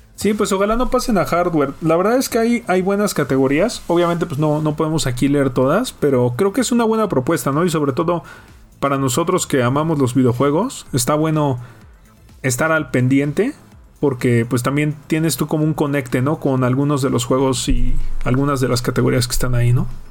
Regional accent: Mexico; para nosotros como mexicanos

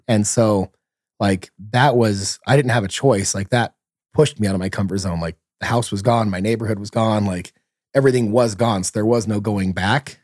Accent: San Bernardino, California, United States; I grew up in San Bernardino, California, so, you know, not the nicest place in the world.

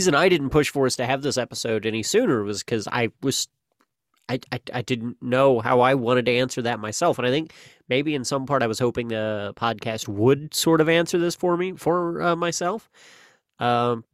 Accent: Missouri, United States; Missouri, my home state

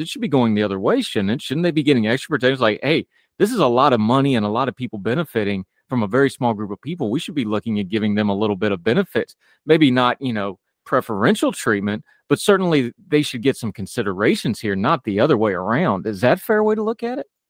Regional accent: West Virginia, United States; I grew up in the woods, I grew up in West Virginia

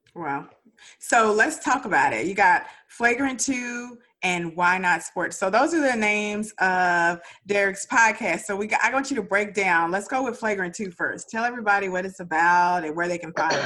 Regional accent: Dallas, Texas, United States; I'm from Dallas

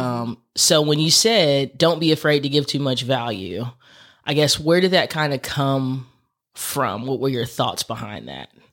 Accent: Texas, United States; I'm from Texas.

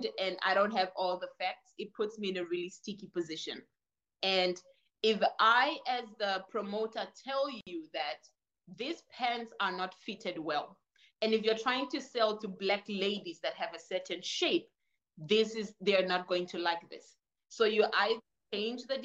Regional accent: Namibia; also born or lived in Angola / Portugal; now in China; My origin is Angola. My grandparents are from Portugal, but I was raised in Namibia

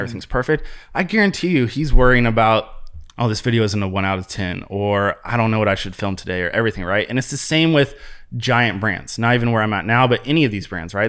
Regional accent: Columbus, Ohio, United States; moved away as an adult; also born or lived in Ventura, California; now in Chicago, United States; born and raised in Columbus, Ohio. So that's my area

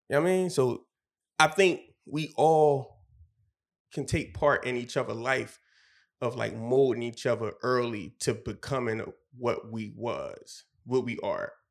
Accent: Philadelphia, Pennsylvania, United States; We all from different places. I'm from Wynnefield, and uh, one from 49th Street, one from 60th Street

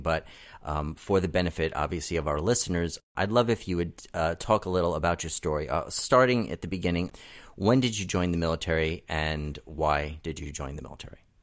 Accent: New York City, New York, United States; moved away as an adult; now in Southern California, United States; I was born and raised in Brooklyn

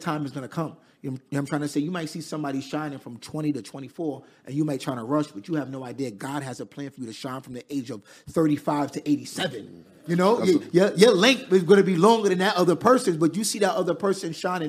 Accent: Queens, New York, United States; I'm from Queens, New York. Raised in Queens. I'm currently 29 at the time right now.

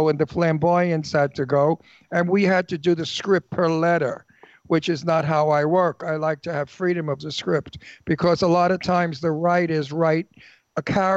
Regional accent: New York City, New York, United States; accent: Brooklyn; moved away; I'm from Brooklyn.

